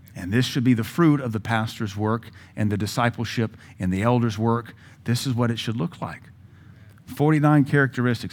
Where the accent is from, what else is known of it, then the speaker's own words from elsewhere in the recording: Pacific Northwest, United States; also born or lived in the South (US) / Pittsburgh, Pennsylvania; now in Cookeville, United States; I was raised in the Pacific Northwest by way of the South